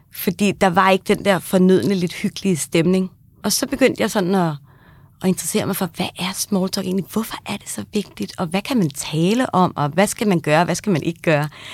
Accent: Kagerup, Capital Region of Denmark, Denmark; jeg kommer fra Kagerup, der ligger lige ved siden af Hillerød

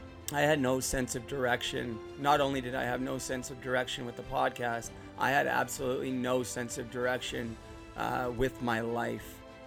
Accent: Port Coquitlam, British Columbia, Canada; now in Utterson, Canada; I'm originally from Port Coquitlam, which is out west near Vancouver. Right now I'm living in Ontario, in Muskoka, in Utterson.

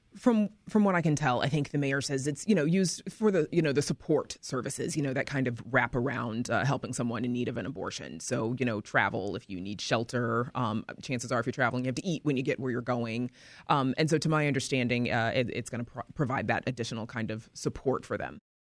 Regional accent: Mississippi, United States; now in Chicago, United States; I'm originally from Mississippi

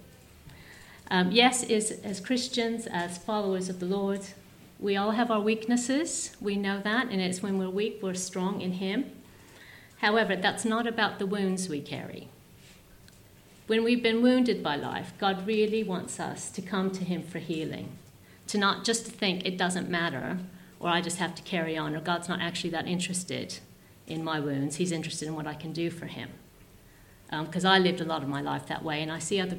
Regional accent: United States; I grew up in America.

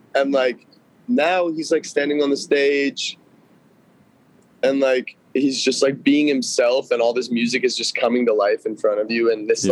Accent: Los Angeles, California, United States; I grew up in Studio City, where I'm sitting right now

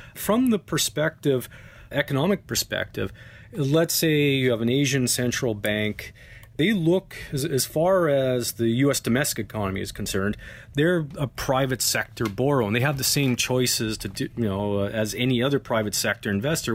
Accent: Canada; As a Canadian

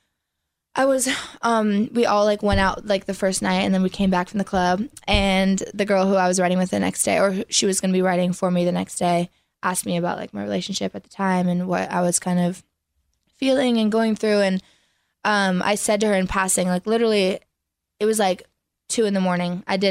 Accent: an hour east of Toronto, Ontario, Canada; now in Nashville, United States; Originally from Toronto, like an hour east of Toronto, but I live in Nashville

